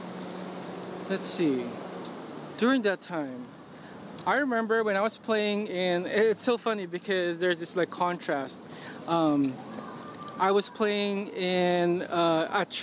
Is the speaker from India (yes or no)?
no; San Pedro, Calabarzon, Philippines; also born or lived in Quezon City, Philippines; I was born in Manila, in Quezon City. But I grew up in San Pedro, which is a suburb south of Manila.